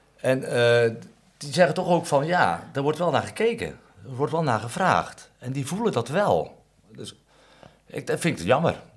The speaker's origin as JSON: {"language": "Dutch", "town": "Katwijk", "region": "South Holland", "country": "Netherlands", "tie": "born or raised there", "said": "Ik ben in Katwijk geboren en ik kom uit een groot gezin"}